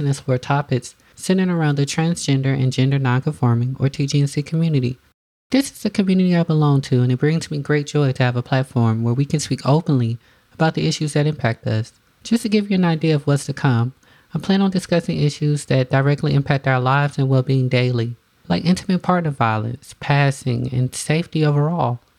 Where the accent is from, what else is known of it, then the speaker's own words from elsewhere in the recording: the South, United States; I'm also from the South